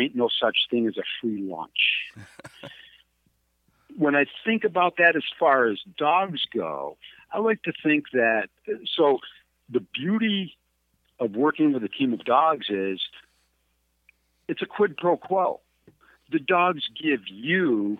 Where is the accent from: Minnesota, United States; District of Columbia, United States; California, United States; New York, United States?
New York, United States; Adirondack Mountains, upstate; moved away; I'm from the Adirondack Mountains.